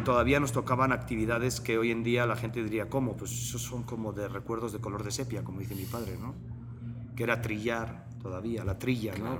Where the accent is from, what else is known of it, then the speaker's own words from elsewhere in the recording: Basque Country, Spain; moved away as an adult; also born or lived in Biarritz, France; now in Mexico; Y el País Vasco fue parte fundamental de mi crecimiento, además un crecimiento fronterizo